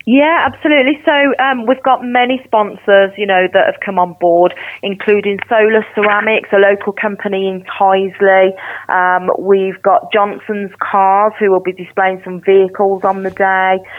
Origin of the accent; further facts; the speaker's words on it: Birmingham, West Midlands, United Kingdom; I'm a Brummie, I'm passionate about the city